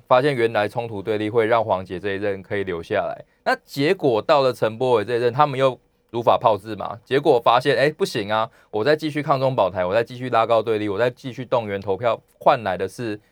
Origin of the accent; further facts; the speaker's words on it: Yunlin County, Taiwan; 像我乡下出生，我云林人嘛